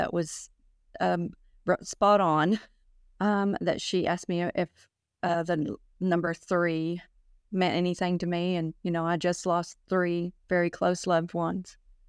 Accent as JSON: {"language": "English", "town": "Oak Ridge", "region": "Tennessee", "country": "United States", "said": "I'm from Oak Ridge, Tennessee."}